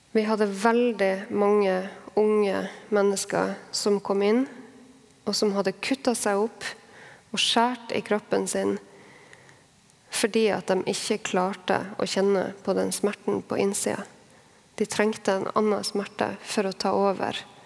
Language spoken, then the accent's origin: Norwegian; Harstad, Troms, Norway; nå bor i min hjemby, Harstad